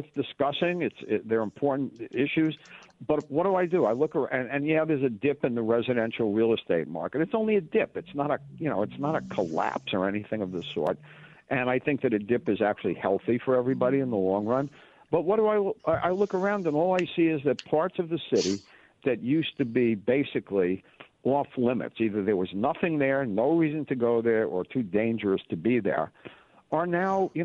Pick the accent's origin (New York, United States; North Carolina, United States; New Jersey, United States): New York, United States; New York City; I'm a New Yorker. I was born in Brooklyn and a long, long time ago in 1950.